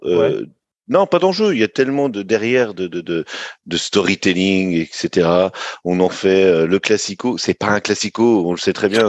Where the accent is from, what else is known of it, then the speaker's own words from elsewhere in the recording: Brittany, France; je viens de Bretagne